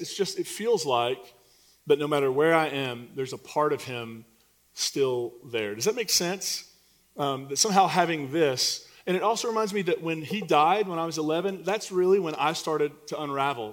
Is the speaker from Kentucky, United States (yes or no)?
yes; Eastern Kentucky, United States; moved away; I'm from Eastern Kentucky, and coal put me through college.